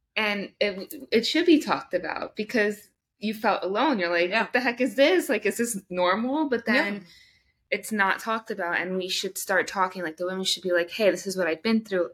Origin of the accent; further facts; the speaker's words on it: India; I'm Indian.